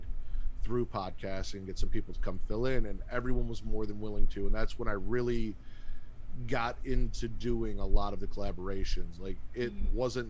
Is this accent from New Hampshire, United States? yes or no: no; Chicago, Illinois, United States; I was from Chicago